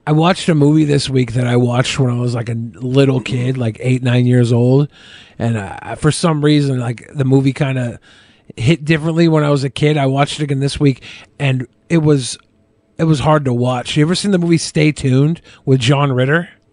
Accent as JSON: {"language": "English", "town": "Seattle", "region": "Washington", "country": "United States", "tie": "born or raised there", "said": "I grew up in Seattle"}